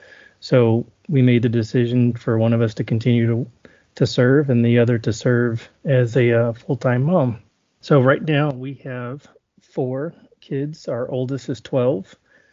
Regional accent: southern Alabama in Florida Panhandle, United States; moved away as an adult; also born or lived in Germany; I grew up in southern Alabama in Florida Panhandle

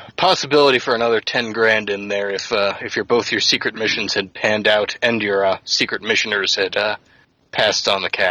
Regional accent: Charleston, South Carolina, United States; moved away; I grew up in Charleston.

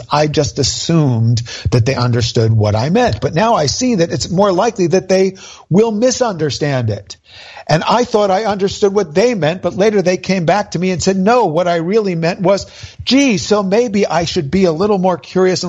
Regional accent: New Jersey, United States; I'm from New Jersey

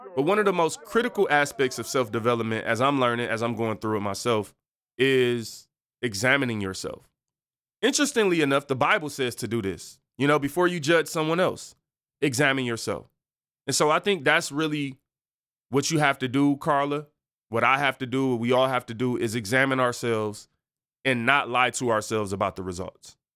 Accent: Detroit, Michigan, United States; I'm from Seven Mile, East Side in Detroit

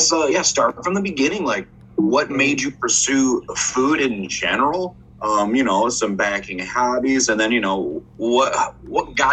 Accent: Austin, Minnesota, United States; my area, my hometown, Austin, Minnesota.

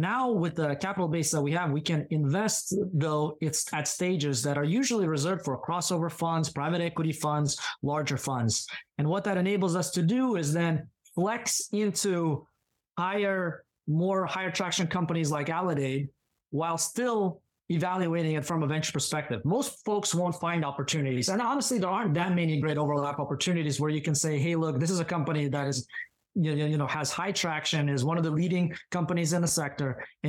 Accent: Pacific Northwest, United States; And so my family, when we moved to the States, that kind of passion for medicine continued. So I grew up in the Pacific Northwest

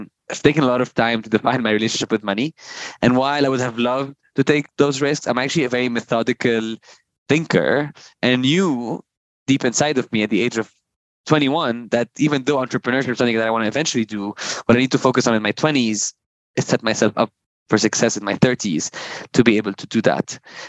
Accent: Lebanon; I always say I'm super grateful for where and how I grew up. I think growing up in a country where, you know, you

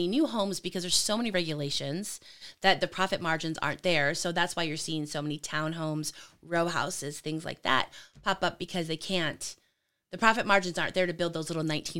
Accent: California, United States; also born or lived in Lansing, Michigan; So I was born in Lansing, actually. Moved out to California, grew up out there.

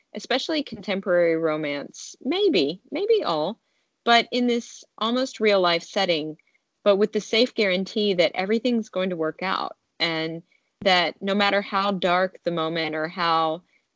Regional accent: Nashville, Tennessee, United States; my hometown of Nashville, Tennessee

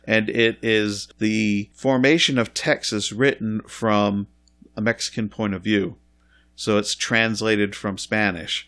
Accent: Scotland, United Kingdom; I grew up in Scotland in the eighties

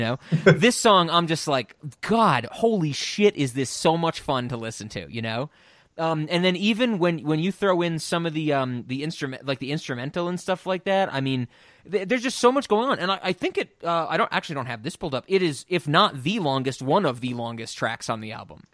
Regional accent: New York City, New York, United States; I'm from New York

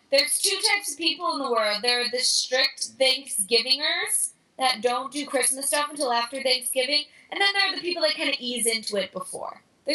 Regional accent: Chicago, Illinois, United States; My family is all Bears fans because we're from Chicago.

